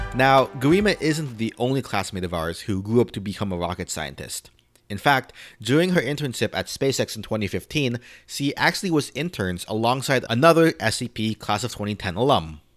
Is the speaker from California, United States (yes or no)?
no; Florida, United States; Growing up in Florida, not far from Cape Canaveral